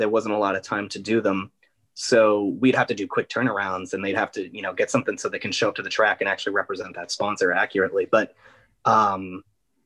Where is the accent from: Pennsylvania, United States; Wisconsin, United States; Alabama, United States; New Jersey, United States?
Pennsylvania, United States; Scranton; also born or lived in Philadelphia; I'm originally from Scranton.